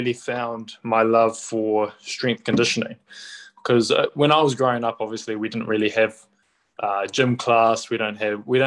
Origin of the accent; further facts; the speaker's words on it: Auckland, New Zealand; also born or lived in United States; I grew up out in West Auckland, so I went to primary school out in Waimauku. So I'm a Westie